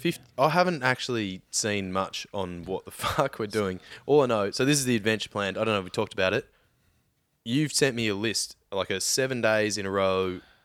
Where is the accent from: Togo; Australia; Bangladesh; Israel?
Australia; Victoria; growing up in Victoria